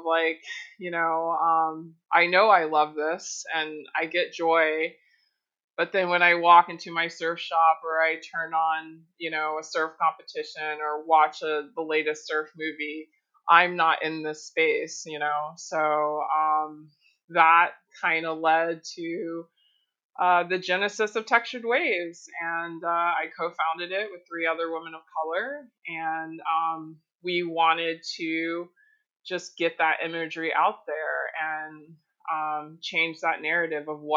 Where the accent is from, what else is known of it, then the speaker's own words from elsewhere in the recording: Florida, United States; moved away as an adult; also born or lived in Miami, Florida / Gulf Coast, Florida; now in Hawaii, United States; I do live here in Hawaii, but I was born and raised in Florida, born in Miami, grew up on the Gulf Coast.